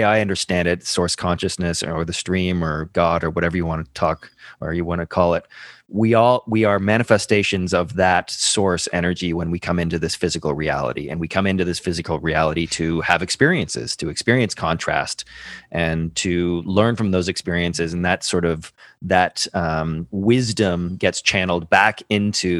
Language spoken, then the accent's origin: English; Ireland; I'm Irish